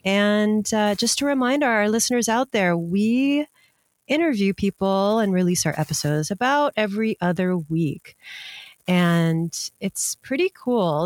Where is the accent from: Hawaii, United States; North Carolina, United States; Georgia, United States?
Hawaii, United States; for those of us growing up in Hawaii